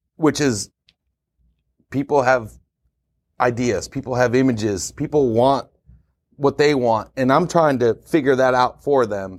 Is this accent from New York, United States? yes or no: yes; Syracuse, New York, United States; moved away as an adult; I was born and raised in Syracuse